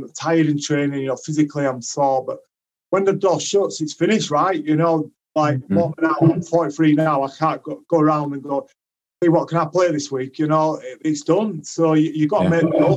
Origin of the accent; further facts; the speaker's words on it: Leeds, Yorkshire and the Humber, United Kingdom; my hometown club